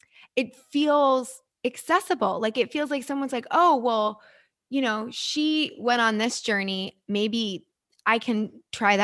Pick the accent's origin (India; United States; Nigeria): United States; New Jersey; also born or lived in New York City; now in Los Angeles, United States; I'm originally from New York and grew up in New Jersey, New York City.